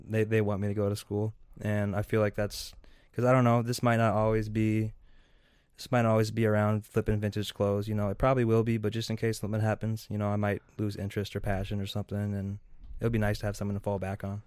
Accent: Seattle, Washington, United States; moved away as an adult; now in Minnesota, United States; I came over from Seattle. That's where I was born and raised.

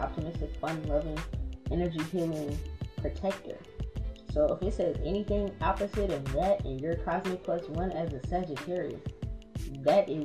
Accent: New Orleans, Louisiana, United States; we're both from New Orleans

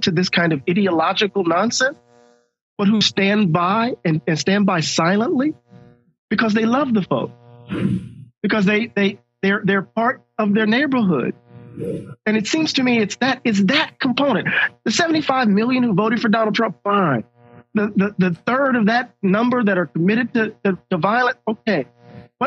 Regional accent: Mississippi, United States; I'm from Mississippi

